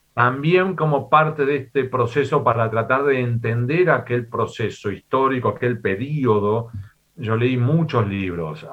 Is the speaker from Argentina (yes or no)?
yes; Argentina; moved away as an adult; also born or lived in Spain / United States; yo soy nacido en América Latina, soy y me considero argentino